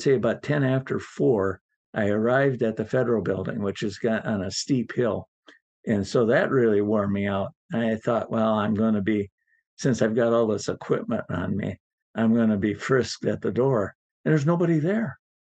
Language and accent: English; Milwaukee, Wisconsin, United States; moved away as an adult; also born or lived in Richland Center, Wisconsin / Seattle, Washington; I was from Richland Center, Wisconsin originally, and then settled in Milwaukee